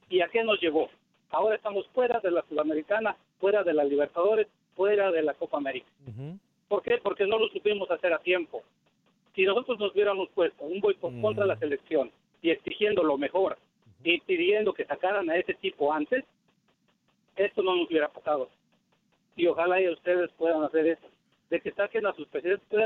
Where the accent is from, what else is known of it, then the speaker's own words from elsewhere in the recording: Mexico; now in California, United States; yo como, como mexicano